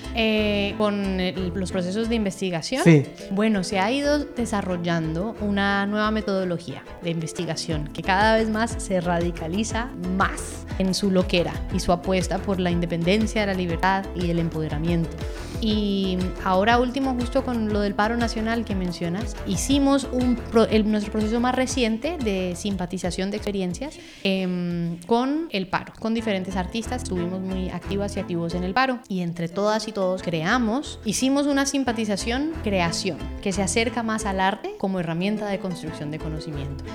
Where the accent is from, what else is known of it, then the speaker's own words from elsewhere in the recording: Cali, Valle del Cauca, Colombia; Cali, la ciudad donde nació Despertar, donde nací yo también allá en Colombia.